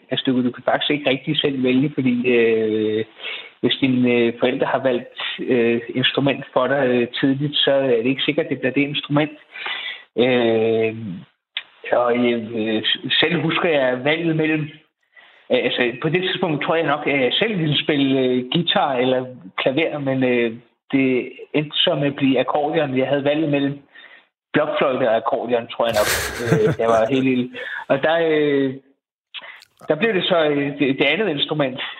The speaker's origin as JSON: {"language": "Danish", "area": "Bornholm", "region": "Capital Region of Denmark", "country": "Denmark", "tie": "born or raised there"}